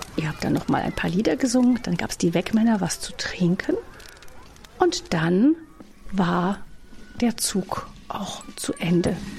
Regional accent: Rhineland, Germany; bei uns im Rheinland

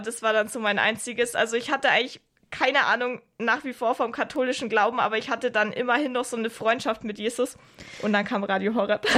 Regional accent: Augsburg, Bavaria, Germany; moved away; ich komme ja eigentlich aus Augsburg

